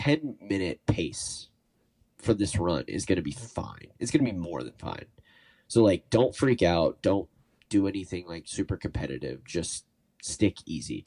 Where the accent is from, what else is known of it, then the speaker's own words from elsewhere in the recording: Cincinnati, Ohio, United States; moved away as an adult; now in Chicago, United States; I'm from Cincinnati originally. I live in Chicago now